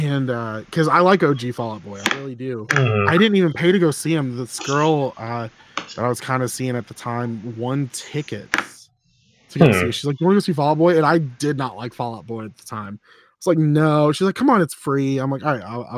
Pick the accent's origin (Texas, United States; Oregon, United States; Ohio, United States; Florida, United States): Florida, United States; Tampa; I'm from the Tampa area